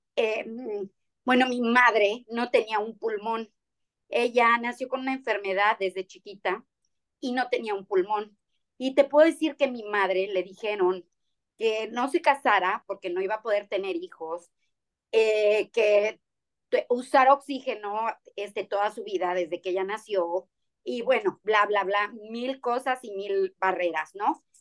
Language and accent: Spanish; Mexico; now in Cancún, Mexico; algo hecho en nuestro país, algo que trabajamos con artesanos, algo que me gusta realmente mostrar de nuestro país